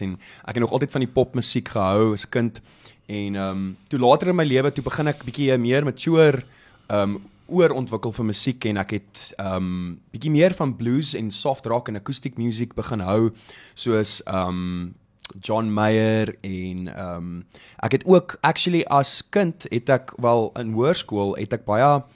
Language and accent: Afrikaans; Bethlehem, Free State, South Africa; moved away; ek kom van Bethlehem af oorspronklik.